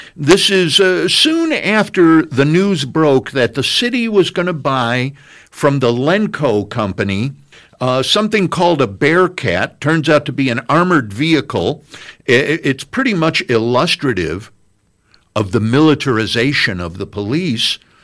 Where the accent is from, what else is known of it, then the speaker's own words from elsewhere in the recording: Chicago, Illinois, United States; now in Bloomington, United States; I come from Chicago